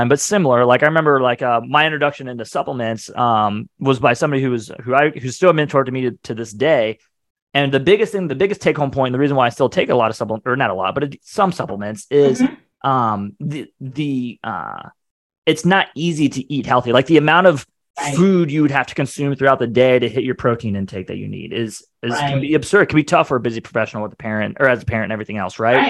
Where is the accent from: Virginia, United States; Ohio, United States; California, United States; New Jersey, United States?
Ohio, United States; moved away as an adult; now in Atlanta, United States; I grew up in Ohio